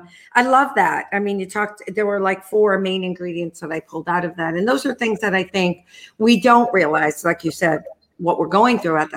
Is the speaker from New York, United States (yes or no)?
yes; New York, United States; accent: New York; moved away as an adult; now in Fort Lauderdale, United States; I was not born here. I was born in New York, for those of you who don't detect that accent. It's pretty hard not to.